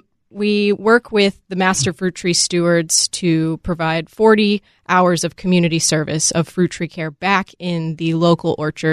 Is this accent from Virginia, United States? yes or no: yes; Virginia, United States; now in Washington, United States; I did not grow up here. I grew up in Virginia.